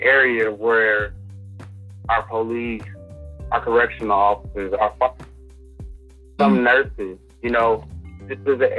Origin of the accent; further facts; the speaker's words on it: Los Angeles, California, United States; I grew up in Los Angeles. I've seen that 1992 LA riot.